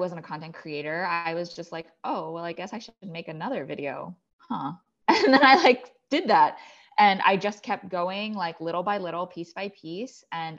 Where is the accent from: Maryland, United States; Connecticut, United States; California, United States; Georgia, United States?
Maryland, United States; So I grew up in the suburbs of Maryland. I'm an only child. My parents are Chinese immigrants.